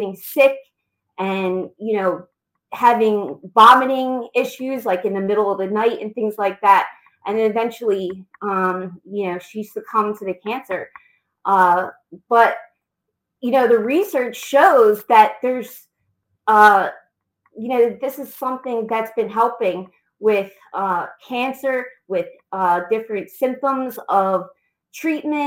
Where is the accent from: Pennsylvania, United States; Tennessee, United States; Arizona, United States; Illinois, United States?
Pennsylvania, United States; outside Philadelphia; also born or lived in Los Angeles area, California; now in Delaware, United States; I'm originally from the Los Angeles area in California, but I grew up outside Philadelphia